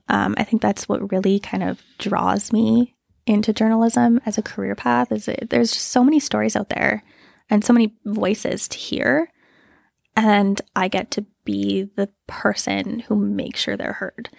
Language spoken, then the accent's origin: English; just outside of Moose Jaw, Saskatchewan, Canada; moved away as an adult; now in Regina, Canada; grew up just outside of Moose Jaw